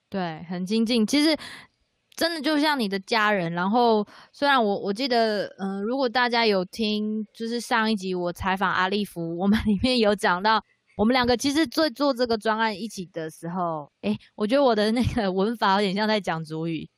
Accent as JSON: {"language": "Chinese", "area": "Kulaljuc community", "region": "Pingtung County", "country": "Taiwan", "said": "我的话是鼓楼嘛"}